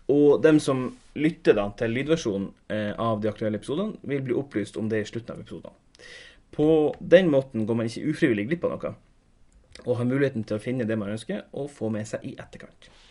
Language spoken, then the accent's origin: Norwegian; Tromsø, Troms, Norway; now in Oslo, Norway; Jeg kommer fra Tromsø, men sitter nå i innspillende stund i leiligheta mi her i Oslofjordbotn.